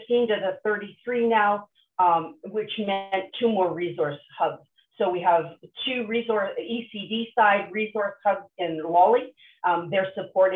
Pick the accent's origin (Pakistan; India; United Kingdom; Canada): Canada; Nova Scotia; I grew up on the East Coast in Nova Scotia